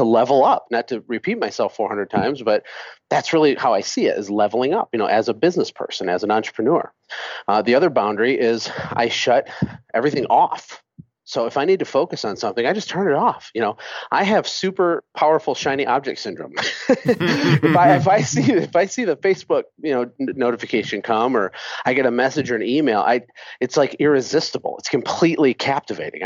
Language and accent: English; Michigan, United States; moved away as an adult; now in Costa Rica; I'm from Michigan